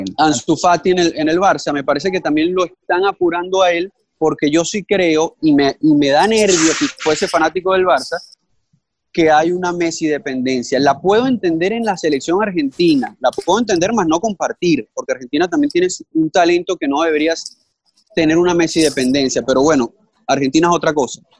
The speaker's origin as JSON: {"language": "Spanish", "country": "Venezuela", "said": "vengo de Venezuela"}